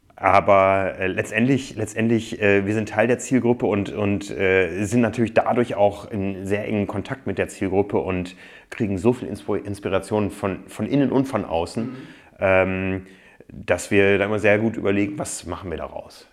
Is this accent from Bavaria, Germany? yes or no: no; Osnabrück, Lower Saxony, Germany; Aufgewachsen bin ich nicht in Freiburg, sondern in Osnabrück